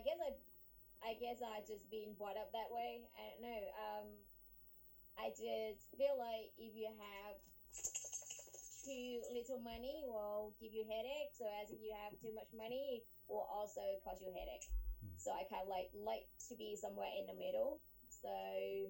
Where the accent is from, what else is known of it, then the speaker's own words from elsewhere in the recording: Thailand; moved away as an adult; also born or lived in London, United Kingdom; now in United States; I was born and raised in Thailand, and then I moved to England, London, actually. I spent 11 years in London